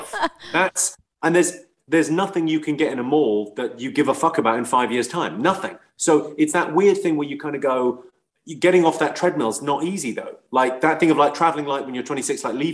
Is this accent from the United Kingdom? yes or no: yes; England, United Kingdom; I'm like an Irish immigrant. Like, my parents moved from a really rough town in Ireland to a really rough town in England